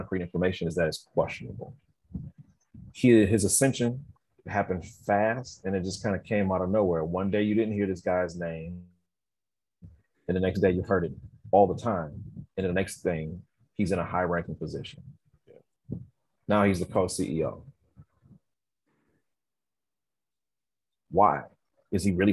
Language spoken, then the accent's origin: English; San Diego, California, United States; I'm an inner city kid. I'm from City Heights.